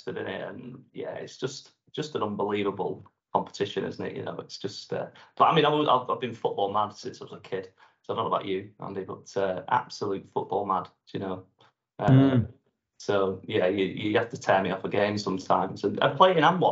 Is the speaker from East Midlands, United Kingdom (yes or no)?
no; Blackburn, North West England, United Kingdom; moved away as an adult; also born or lived in North Tees; now in Leeds, United Kingdom; I was born and brought up in Blackburn